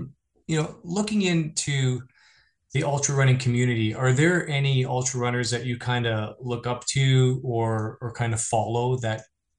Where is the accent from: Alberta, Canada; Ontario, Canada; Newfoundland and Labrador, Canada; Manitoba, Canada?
Ontario, Canada; Shelburne; my hometown of Shelburne.